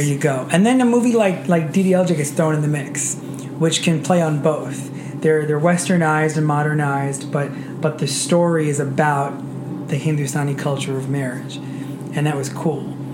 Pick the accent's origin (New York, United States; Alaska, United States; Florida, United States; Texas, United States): New York, United States; Roslyn; also born or lived in Queens, New York; I was born in Queens, but I moved to Roslyn when I was five, and then stayed in Nassau County from then.